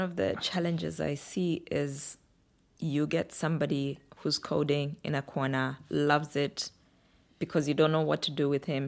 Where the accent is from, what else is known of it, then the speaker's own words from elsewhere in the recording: Kitwe, Copperbelt Province, Zambia; also born or lived in Samfya / Luanshya / Lusaka; we moved to a slightly bigger town called Kitwe in the Copper Belt region of Zambia